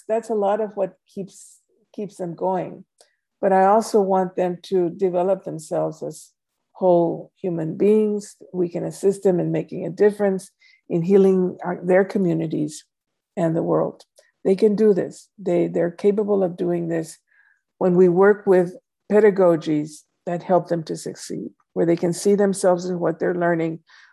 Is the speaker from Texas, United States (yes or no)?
yes; Laredo, Texas, United States; moved away as an adult; also born or lived in San Antonio, Texas / Houston, Texas; my hometown of Laredo